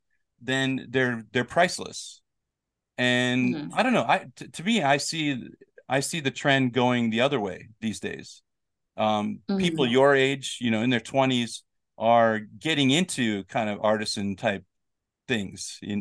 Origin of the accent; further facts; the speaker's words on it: United States; growing up in America